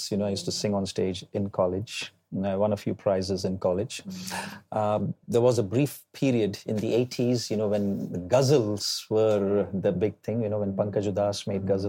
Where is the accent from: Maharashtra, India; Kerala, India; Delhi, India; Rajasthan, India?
Delhi, India; moved away as an adult; now in Singapore; growing up in Delhi